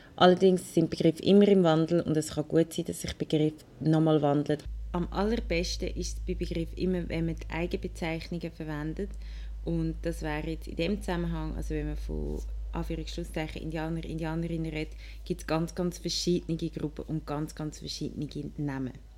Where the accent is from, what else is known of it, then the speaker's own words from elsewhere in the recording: Willisau, Lucerne, Switzerland; Ich bin in Willisau aufgewachsen im Luzerner Hinterland